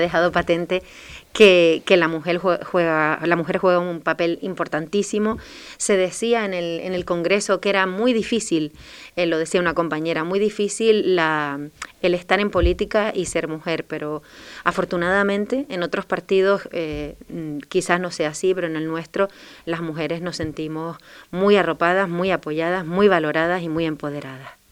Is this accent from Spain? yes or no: yes; Telde, Canary Islands, Spain; moved away as an adult; now in Fuerteventura, Spain; yo provengo de otra isla, de la isla de Gran Canaria, del municipio de Telde